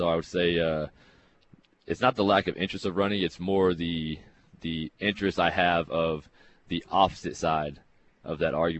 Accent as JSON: {"language": "English", "country": "Canada", "said": "especially being Canadian, it's our Canadian ratio gets moved around so often"}